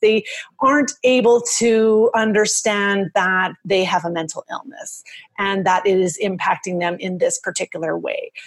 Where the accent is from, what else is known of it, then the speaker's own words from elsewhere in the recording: Canada; also born or lived in Edmonton, Alberta; I'm from Canada.